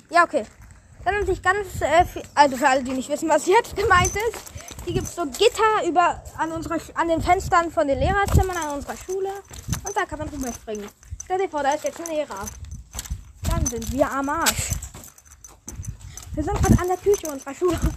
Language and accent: German; Hamburg, Germany; now in Berlin, Germany; Wir sind Hamburger, die in Berlin leben.